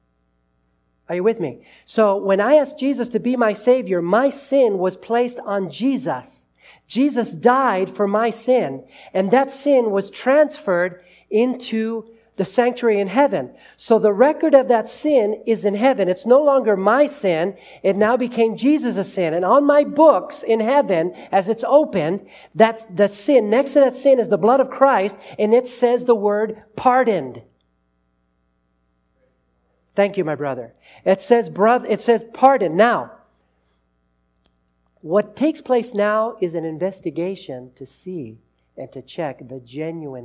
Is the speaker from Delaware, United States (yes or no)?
no; Los Angeles, California, United States; I was growing up in Los Angeles